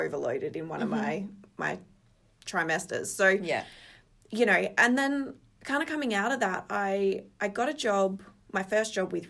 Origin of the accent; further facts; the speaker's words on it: Geraldton, Western Australia, Australia; now in Perth, Australia; I was born in Geraldton, kind of initially grew up in Spalding